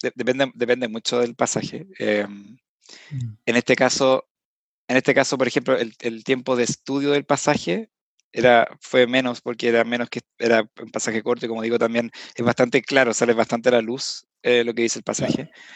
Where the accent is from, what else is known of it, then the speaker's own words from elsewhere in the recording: Viña del Mar, Valparaíso, Chile; moved away as an adult; now in Santiago, Chile; ambos somos de Viña